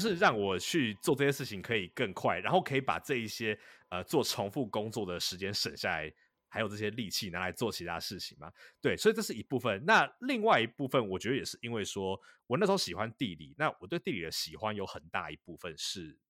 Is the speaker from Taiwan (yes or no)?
yes; Taipei, Taiwan; moved away as an adult; now in Boston, United States; 我本身在台北市里面，呃，长大